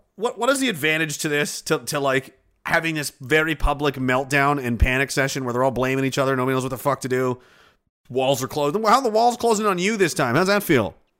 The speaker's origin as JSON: {"language": "English", "town": "Pictou", "region": "Nova Scotia", "country": "Canada", "tie": "born or raised there", "said": "He mentions my hometown"}